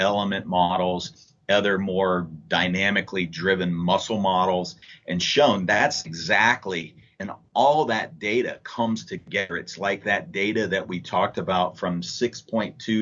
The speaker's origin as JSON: {"language": "English", "town": "Cincinnati", "region": "Ohio", "country": "United States", "said": "I'm from Cincinnati"}